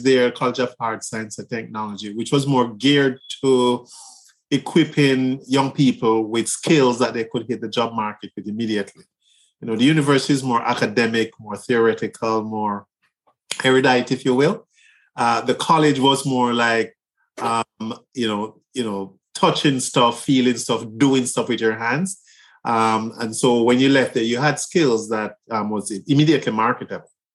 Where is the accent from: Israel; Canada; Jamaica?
Jamaica; Kingston; moved away as an adult; now in United States; I'm from Kingston, Jamaica. I grew up in on the Highlands.